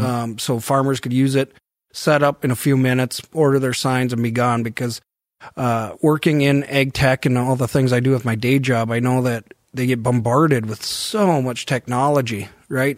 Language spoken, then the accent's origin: English; Devils Lake, North Dakota, United States; moved away; also born or lived in Chaska, Minnesota; I grew up in Devil's Lake and I don't get home that much